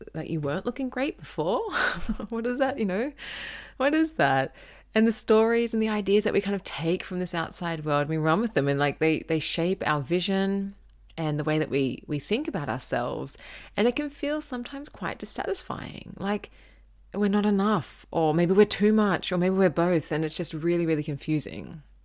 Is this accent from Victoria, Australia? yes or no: no; Gold Coast, Queensland, Australia; I grew up on the Gold Coast in Surfers Paradise